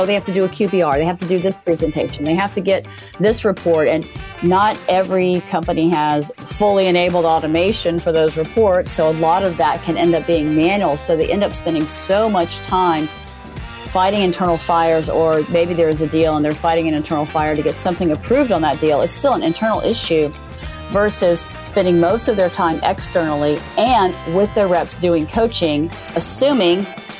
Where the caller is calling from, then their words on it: Redwood City, California, United States; I'm joining you from Redwood City, California.